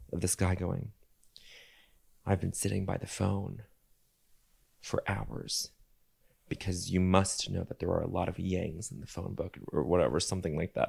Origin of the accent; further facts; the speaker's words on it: Denver, Colorado, United States; moved away; growing up in Denver